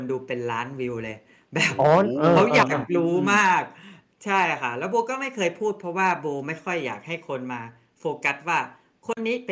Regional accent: Isan, Thailand; first language Isan; ที่บ้านพูดภาษาอีสาน

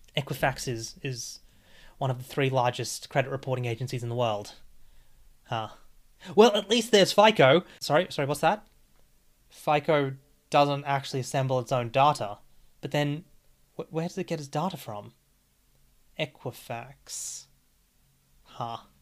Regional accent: Australia; As an Australian

